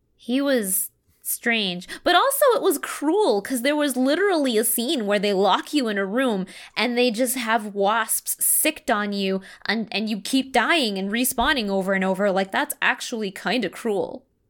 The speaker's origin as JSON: {"language": "English", "country": "Canada", "tie": "born or raised there", "said": "I grew up in Canada. I had my education in Canada"}